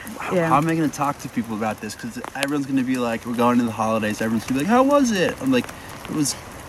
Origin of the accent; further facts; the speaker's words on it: Los Angeles, California, United States; I'm from Los Angeles.